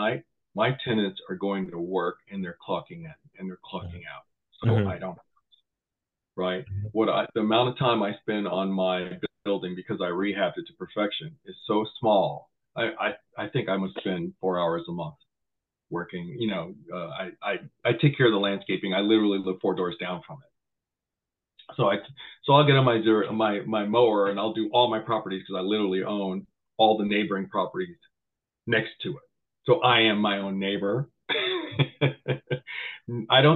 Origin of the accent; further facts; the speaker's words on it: San Jose, California, United States; I grew up in Willow Glen off of Minnesota. Newport Avenues, that little corner house right there, and went to Willow Glen, everything from elementary all the way to high school